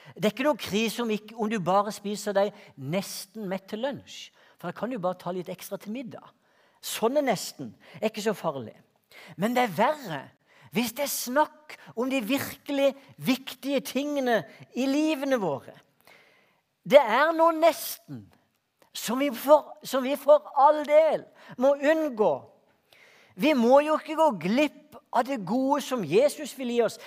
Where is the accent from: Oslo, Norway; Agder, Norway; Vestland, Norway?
Agder, Norway; Hortemo, Greipstad; Jeg vokste opp ute på Hortmo i Greipstad